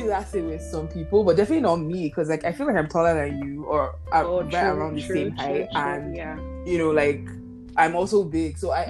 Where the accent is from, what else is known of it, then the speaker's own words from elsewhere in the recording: Nigeria; accent: Yoruba; English is a second language; my Yoruba accent is about to betray me.